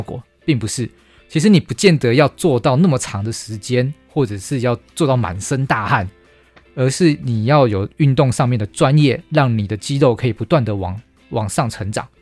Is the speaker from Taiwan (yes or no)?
yes; Taiwan; 我们台湾人其实体质不弱啊，为什么？因为我们是海盗的后裔